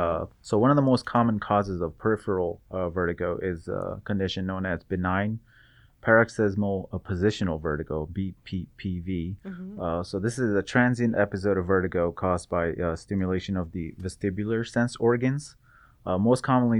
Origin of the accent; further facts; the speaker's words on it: Seattle, Washington, United States; now in Bakersfield, United States; Originally, I'm from Seattle. Came to Bakersfield at the start of my third year.